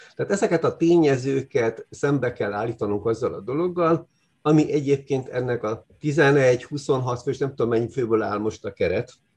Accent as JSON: {"language": "Hungarian", "country": "Hungary"}